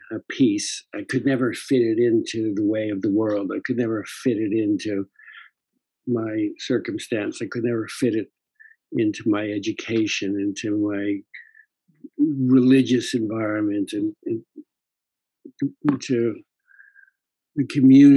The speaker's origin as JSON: {"language": "English", "country": "Canada", "tie": "born or raised there", "also_born_or_lived": "London / Los Angeles", "moved": "as an adult", "said": "I grew up in Canada"}